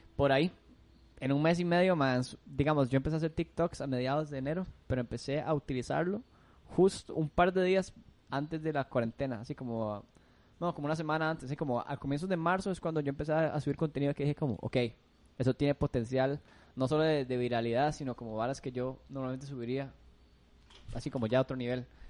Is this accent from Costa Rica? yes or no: yes; Costa Rica; yo nací aquí. Es como 50-50, madre. Sangre tica